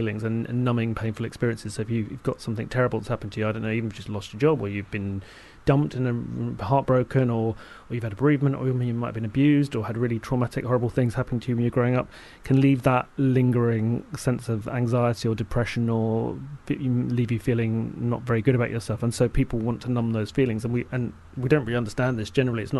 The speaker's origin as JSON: {"language": "English", "region": "London", "country": "United Kingdom", "tie": "born or raised there", "said": "me growing up in South London"}